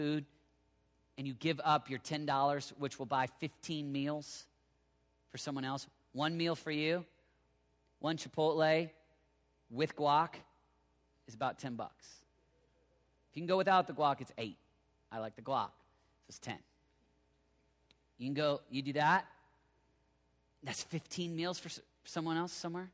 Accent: Oklahoma, United States; now in Colorado Springs, United States; I live in Oklahoma

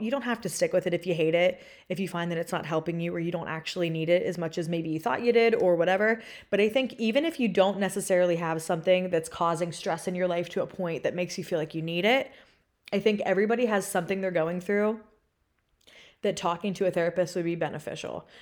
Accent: Pennsylvania, United States; moved away as an adult; now in Austin, United States; I am from Pennsylvania

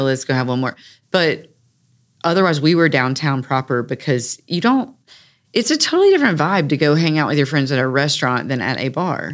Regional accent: Raleigh, North Carolina, United States; I grew up in North Hills

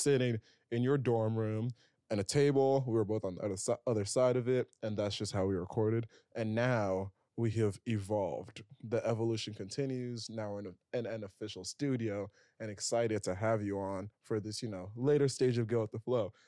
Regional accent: Princeton, New Jersey, United States; now in New York, United States; I grew up around the Princeton area

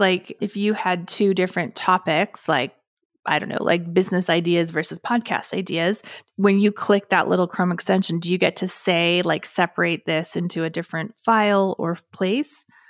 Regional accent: Canada; being Canadian

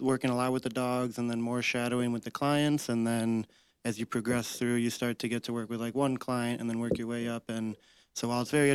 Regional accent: Rochester, Michigan, United States; I was born and raised in Rochester, which is where Leader Dogs is located.

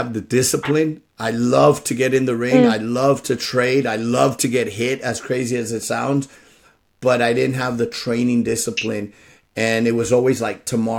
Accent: San Francisco, California, United States; I was born in San Francisco, first generation

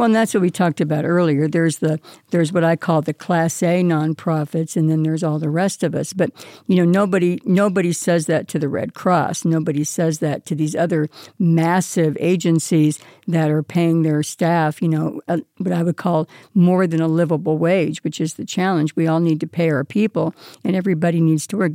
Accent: California, United States; now in Las Vegas, United States; As a child growing up in California

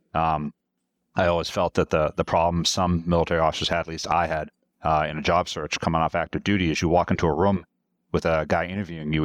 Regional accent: Massachusetts, United States; moved away as an adult; also born or lived in Europe; I was born and raised in Massachusetts

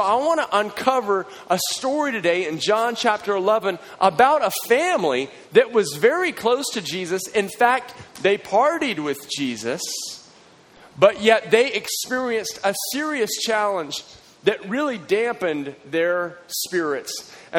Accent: Texas, United States; now in Waco, United States; And I don't talk in an accent, you know, even though I'm from Texas, no one ever says you have an accent

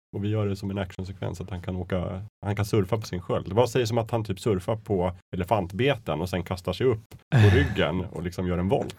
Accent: Östersund, Jämtland, Sweden; moved away; jag var hemma i Östersund

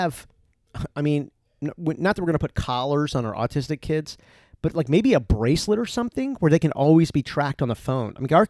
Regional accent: East Coast, United States; I was from the East Coast. So I'm from, you know, seafood, a lot of seafood.

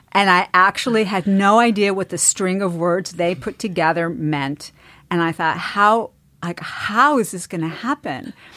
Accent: East Coast, United States; I grew up in the East Coast

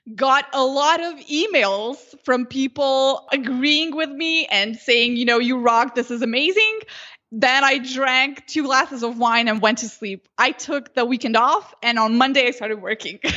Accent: Slovenia; first language Slovenian; English is a second language; I never wrote Slovenian

